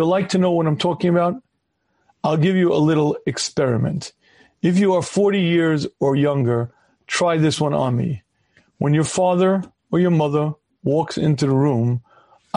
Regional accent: United States; I was a regular kid growing up in the United States of America

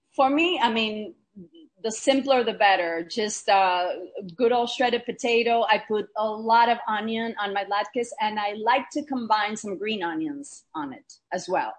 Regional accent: Argentina; I was born and raised in Argentina to a very multicultural family

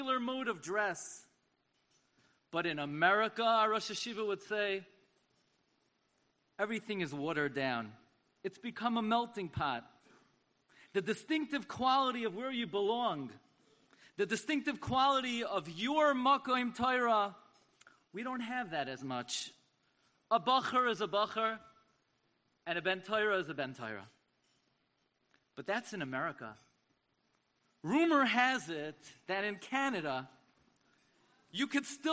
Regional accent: New York City, New York, United States; the shul that I grew up in the Aguda of Avenue L in Flatbush.

